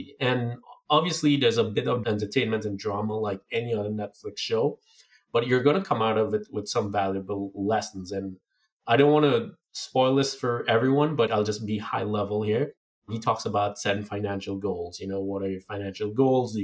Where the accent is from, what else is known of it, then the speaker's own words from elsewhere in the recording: Trinidad & Tobago; moved away; growing up in Trinidad